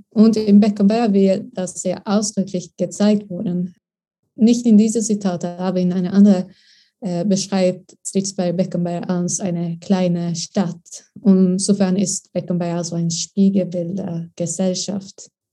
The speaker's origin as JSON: {"language": "German", "country": "Sweden", "also_born_or_lived": "Lund", "second_language": "German", "moved": "as an adult", "lives_now": "Berlin, Germany", "said": "ich bin eine Austauschstudentin aus Schweden."}